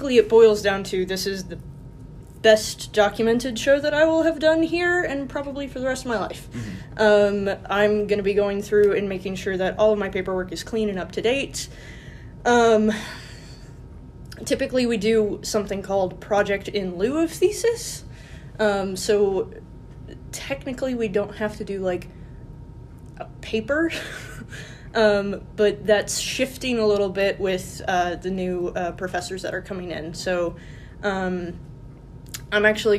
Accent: Webster County, West Virginia, United States; moved away as an adult; also born or lived in Chicago, Illinois; now in Greensboro, United States; I grew up in Webster County, West Virginia

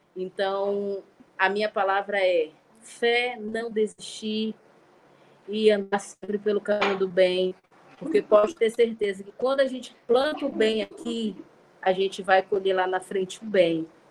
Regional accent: Manaus, Amazonas, Brazil; nós somos de Manaus

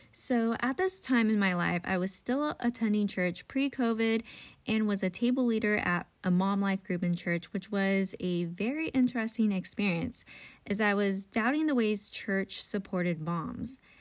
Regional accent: United States; as a Filipino American in the evangelical church

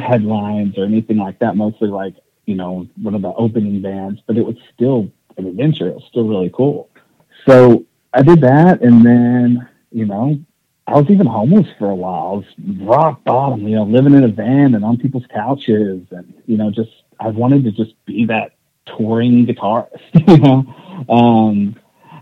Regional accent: East Texas, United States; I grew up in East Texas

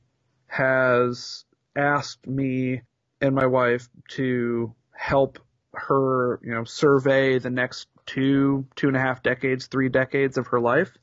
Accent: Indianapolis, Indiana, United States; two grown-up hardcore punks, longtime journalists, and longtime friends born and bred in Indianapolis, Indiana

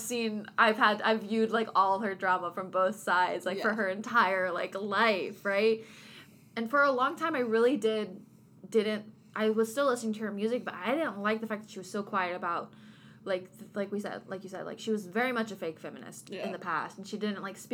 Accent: Kentucky, United States; I'm literally from Kentucky

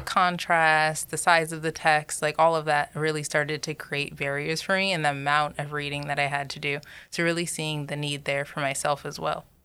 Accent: Georgia, United States; also born or lived in New York; I was raised predominantly in Georgia, I'd say, so from the South

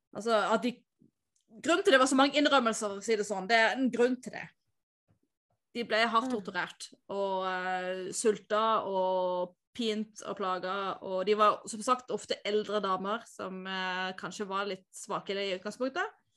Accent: Tveit, Agder, Norway; der jeg er fra

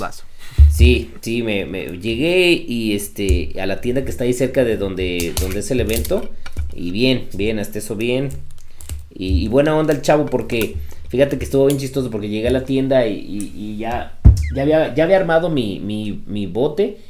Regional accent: Mexico; yo soy mexicano

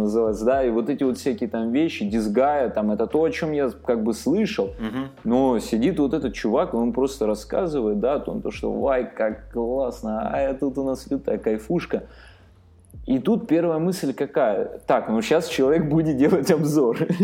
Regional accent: Armenia; сам армянин

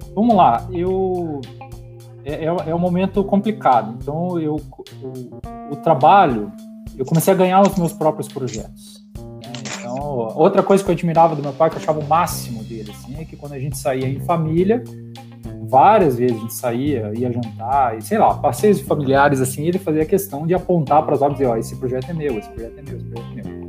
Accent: Curitiba, Paraná, Brazil; eu sou natural de Curitiba, eu tenho a minha vida inteira aqui em Curitiba

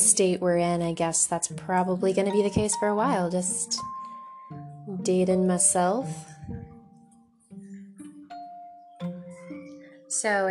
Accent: Florida, United States; I grew up in Florida

